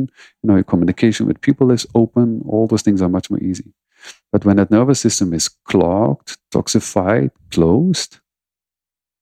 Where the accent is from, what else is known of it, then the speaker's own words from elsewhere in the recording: Netherlands; I'm from the Netherlands